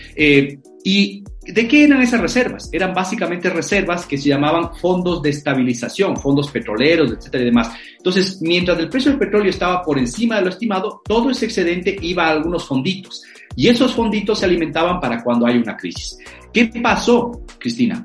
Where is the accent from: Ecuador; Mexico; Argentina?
Ecuador